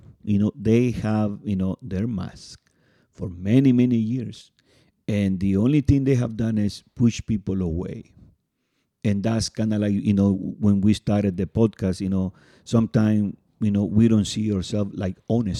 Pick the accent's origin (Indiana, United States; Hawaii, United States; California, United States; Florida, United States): California, United States; And you know, we are in the Bay Area for the people that listen, maybe in New York and Miami, but we are from the Bay Area.